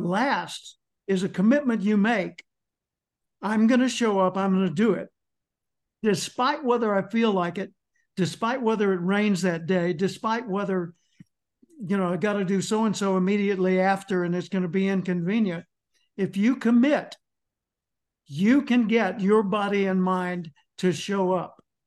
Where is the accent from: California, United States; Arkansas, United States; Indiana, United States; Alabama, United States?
Arkansas, United States; Little Rock; I grew up in Little Rock, Arkansas